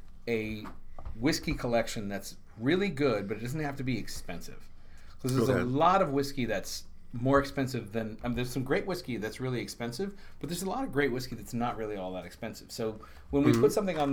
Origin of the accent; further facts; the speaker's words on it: the South, United States; We're both from the South